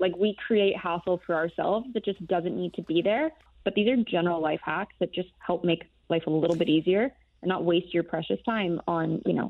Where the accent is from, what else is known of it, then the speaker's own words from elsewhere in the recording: United States; accent: American; now in Europe; I'm American. The accent gives me away, but I actually live in Europe.